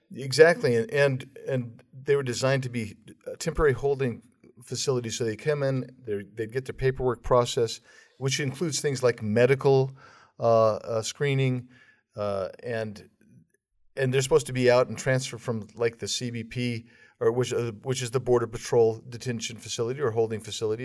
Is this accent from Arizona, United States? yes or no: yes; Arizona, United States; my home state of Arizona